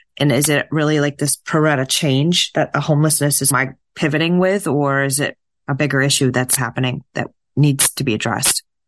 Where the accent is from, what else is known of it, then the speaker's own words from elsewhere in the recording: New Hampshire, United States; my home state, New Hampshire, where I'm from